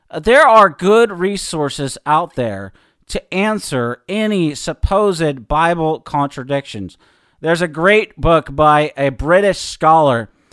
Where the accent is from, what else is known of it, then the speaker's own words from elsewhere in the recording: Seattle, Washington, United States; growing up in Seattle, especially probably around my senior year